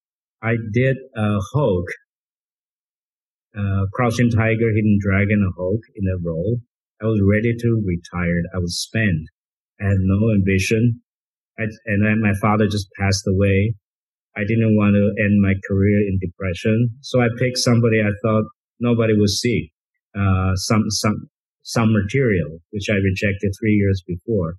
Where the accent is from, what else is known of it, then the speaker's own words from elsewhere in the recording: Taiwan; English is a second language; moved away as an adult; now in United States; I grew up in Taiwan